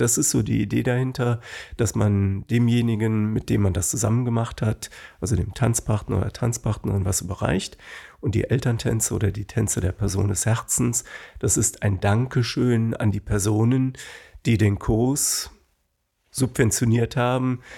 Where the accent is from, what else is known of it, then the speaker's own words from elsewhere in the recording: Bonn, North Rhine-Westphalia, Germany; ich bin in Kessenisch, Höhe Haribo aufgewachsen